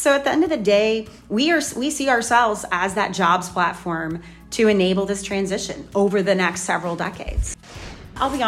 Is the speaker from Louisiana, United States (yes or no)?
yes; Louisiana, United States; moved away; I'm a Cajun. I grew up in Louisiana